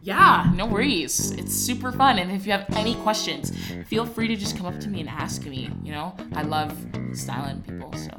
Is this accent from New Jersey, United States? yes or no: yes; New Jersey, United States; moved away; I'm from New Jersey and they had like seven feet of snow. I came here to escape the cold weather.